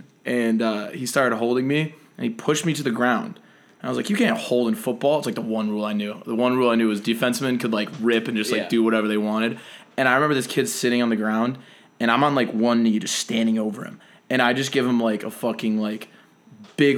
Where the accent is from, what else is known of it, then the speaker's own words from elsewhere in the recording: Cleveland, Ohio, United States; We're both from Cleveland, Ohio. Just nice Cleveland boys, nice Midwesterners. Both went to St. Ignatius High School